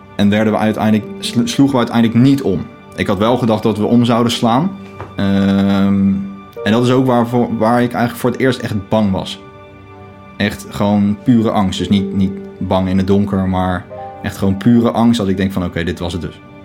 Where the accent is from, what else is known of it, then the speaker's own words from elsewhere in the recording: The Hague, South Holland, Netherlands; ik woon op Scheveningen. al mijn hele leven.